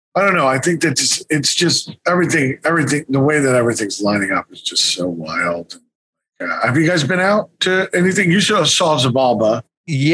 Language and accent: English; New York, United States; I'm from New York too